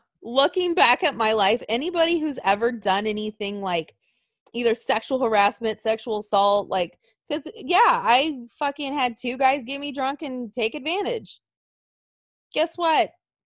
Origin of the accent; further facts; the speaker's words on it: the South, United States; born there; Well, I was born in the South and that's all I heard.